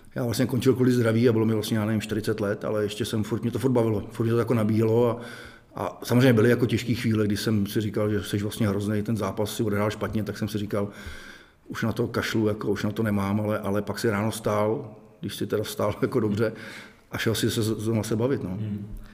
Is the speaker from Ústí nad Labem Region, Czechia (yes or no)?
yes; Most, Ústí nad Labem Region, Czechia; jsem z Mostu